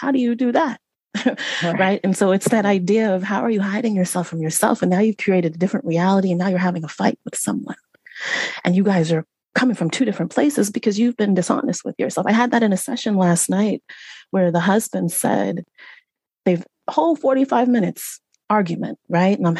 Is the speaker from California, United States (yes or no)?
yes; Central Valley of California, United States; I was raised in Central Valley of California